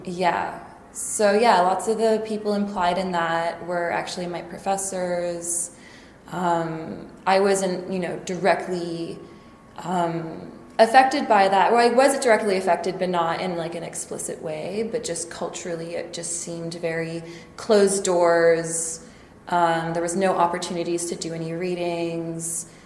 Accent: Saskatoon, Saskatchewan, Canada; moved away as an adult; now in Montreal, Canada; I was born in Saskatoon, land of the living skies

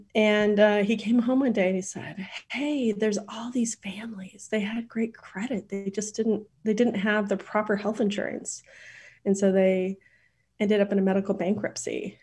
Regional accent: Idaho, United States; also born or lived in Port Angeles, Washington / Boise, Idaho; I grew up in a s, in Idaho

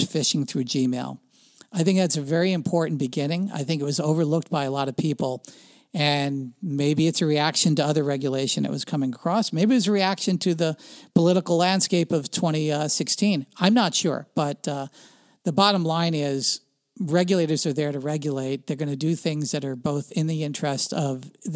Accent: New Jersey, United States; I grew up in Central Jersey when the divestiture of AT&T took place

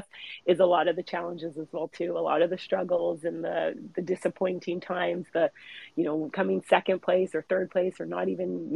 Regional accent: Vancouver, British Columbia, Canada; I grew up in Vancouver, British Columbia, Canada, well, in the suburbs of Vancouver

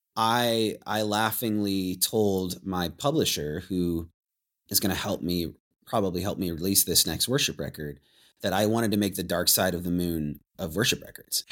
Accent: Anacortes, Washington, United States; growing up in Anacortes

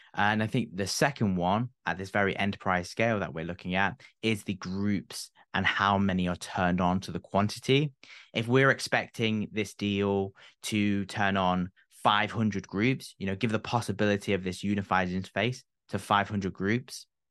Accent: United Kingdom; being British myself

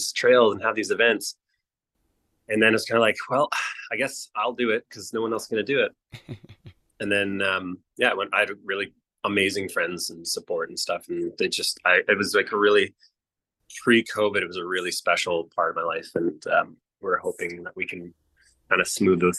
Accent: Salt Spring Island, British Columbia, Canada; I grew up on Salt Spring Island

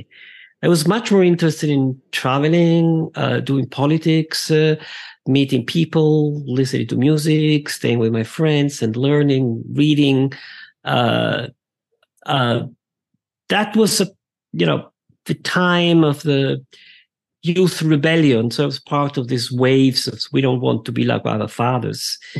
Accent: Verona, Veneto, Italy; I'm Italian. Yeah. I was born in Verona.

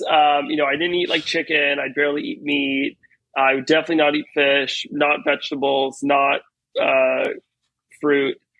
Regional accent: Teaneck, New Jersey, United States; now in New York City, United States; I was born and raised in Teaneck, New Jersey, um, which is actually very close to Manhattan

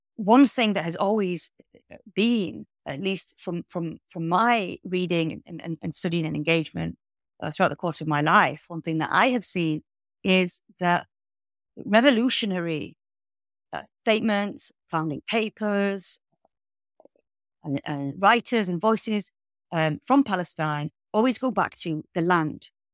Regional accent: United Kingdom; I as a British citizen

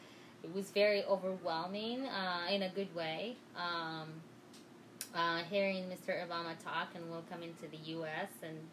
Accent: Morocco

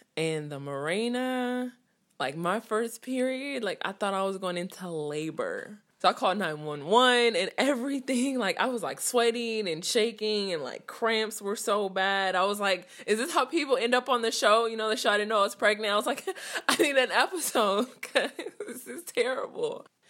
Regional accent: Richmond, California, United States; I'm twenty-six and I'm from Richmond, California. Like, where I lived was, like, in the dead of the hood

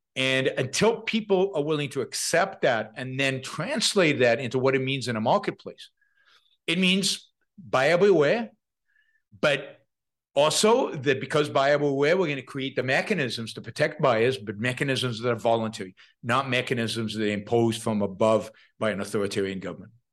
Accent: Israel; moved away; I, I come from Israel, tiny little country. It has a draft.

